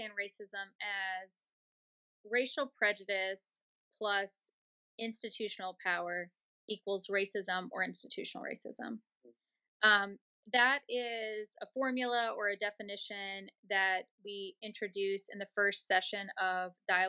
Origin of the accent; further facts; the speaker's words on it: Baton Rouge, Louisiana, United States; I'm from Baton Rouge, grew up here